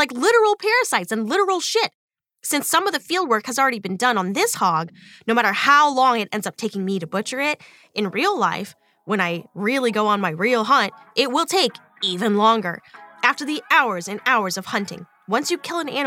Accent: Texas, United States; I'm from Texas

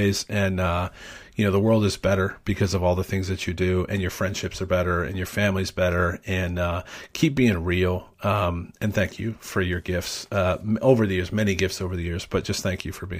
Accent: Cleveland, Ohio, United States; I'm from Cleveland.

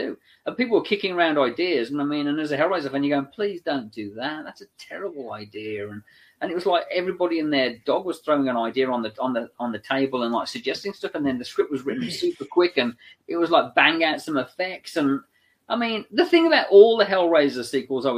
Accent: England, United Kingdom; I'm English, so I can kind of do the voice

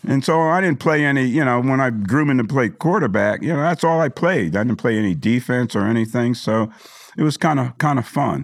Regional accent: New Jersey, United States; moved away as an adult; also born or lived in South River, New Jersey / Edison, New Jersey / Tulsa, Oklahoma / Dallas, Texas; I grew up in New Jersey

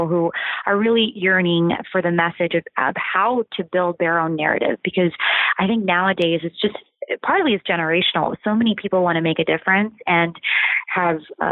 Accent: Ohio, United States; born or raised there

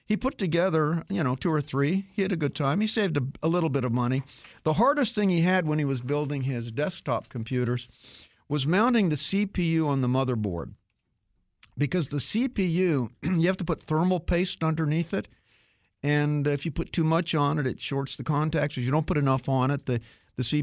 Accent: Kansas, United States; I grew up in Kansas

